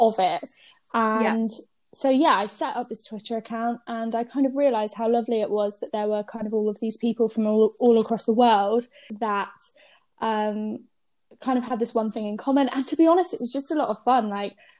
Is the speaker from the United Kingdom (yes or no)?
yes; Norwich, East of England, United Kingdom; now in London, United Kingdom; I live in London, but I'm originally from Norwich